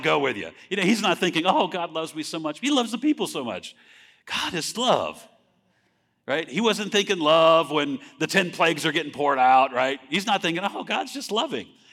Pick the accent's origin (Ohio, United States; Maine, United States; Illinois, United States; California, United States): California, United States; moved away as an adult; I grew up in California